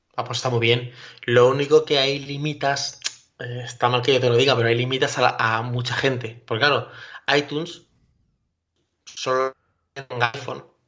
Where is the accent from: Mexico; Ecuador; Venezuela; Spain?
Spain; Castilla-La Mancha; ya soy manchego